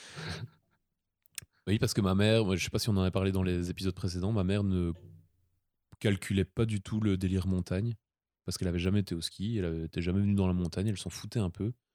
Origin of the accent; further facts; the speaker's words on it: Belgium; on était les, deux Belges